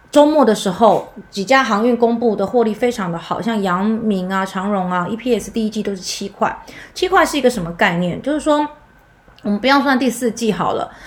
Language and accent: Chinese; Taiwan; 我们台湾人的民族性可能会有点不同